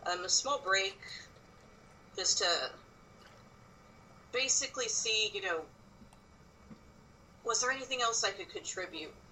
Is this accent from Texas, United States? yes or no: yes; Texas, United States; born there; I was born in South Texas. I've traveled a lot. I've moved a lot.